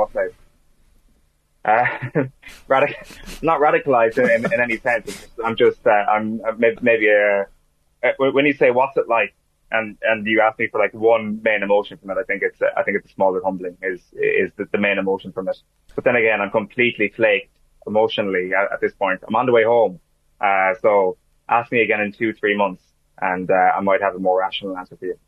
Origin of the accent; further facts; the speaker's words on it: Ireland; as an Irishman